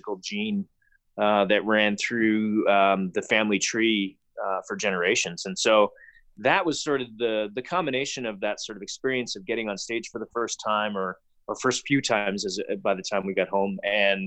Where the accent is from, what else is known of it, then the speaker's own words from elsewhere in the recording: Calgary, Alberta, Canada; I grew up here in Calgary